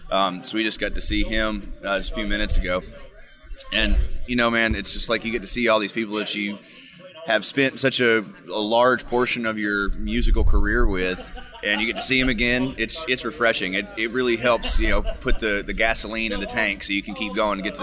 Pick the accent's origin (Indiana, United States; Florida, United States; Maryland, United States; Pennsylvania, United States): Florida, United States; South; now in Kentucky, United States; I'm actually originally from South Florida.